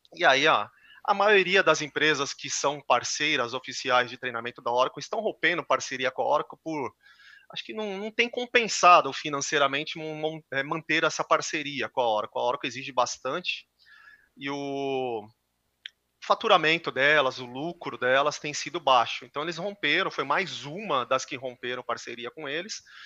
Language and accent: Portuguese; São Paulo, Brazil; also born or lived in Santa Catarina; Sou paulista, sempre morei em São Paulo